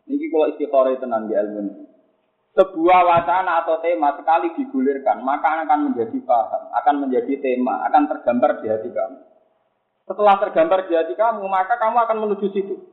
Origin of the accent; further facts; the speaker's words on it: Java, Indonesia; Kulo ya, kulo sebagai orang Jawa, kadang ya nggak nyaman ketika dikatakan saya alim